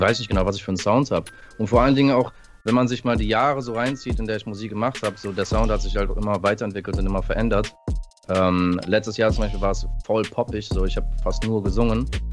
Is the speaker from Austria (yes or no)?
no; California, United States; moved away; ich bin in äh, Kalifornien geboren